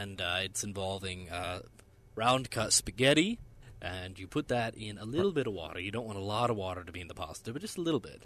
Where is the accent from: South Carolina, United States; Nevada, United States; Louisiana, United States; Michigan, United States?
Nevada, United States; growing up in Nevada